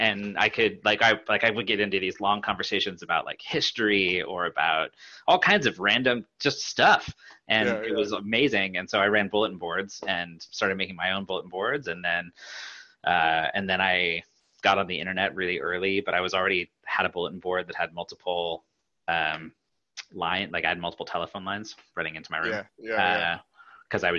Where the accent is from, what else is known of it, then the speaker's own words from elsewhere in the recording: Pacific Northwest, United States; I grew up in the Pacific Northwest